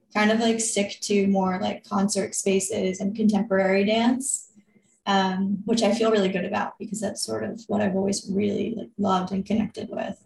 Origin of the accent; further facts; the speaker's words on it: New York, United States; I grew up here in New York and you know, grew up dancing